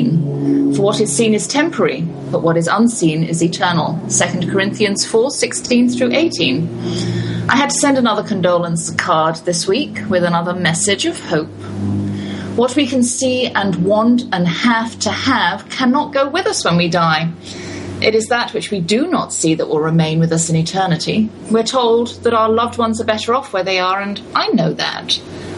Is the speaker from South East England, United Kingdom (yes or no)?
no; London, United Kingdom; moved away; We grew up in London together as children.